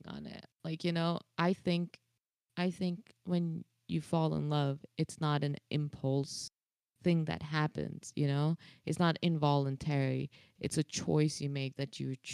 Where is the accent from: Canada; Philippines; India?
India; As an Indian